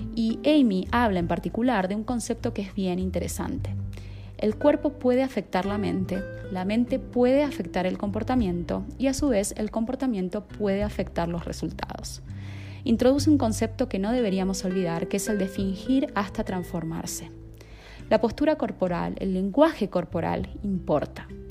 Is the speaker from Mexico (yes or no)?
no; Argentina; moved away as an adult; now in Colombia; soy argentina de nacimiento y estoy viviendo en Colombia hace más de un año y medio.